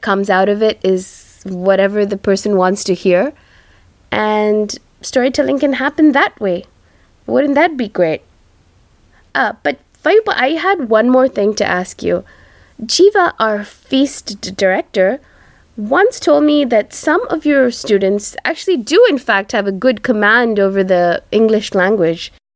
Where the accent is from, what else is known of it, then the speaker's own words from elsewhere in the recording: India; first language Tamil; English is a second language; from my home country, uh, India